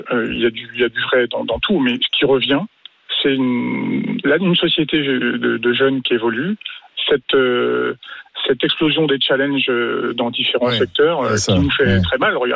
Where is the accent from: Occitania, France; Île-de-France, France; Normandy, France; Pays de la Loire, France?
Île-de-France, France; also born or lived in Bouches-du-Rhône; now in Aix-en-Provence, France; je suis déjà originaire de l'Île-de-France avec quartier populaire, et donc maintenant, je vis dans le sud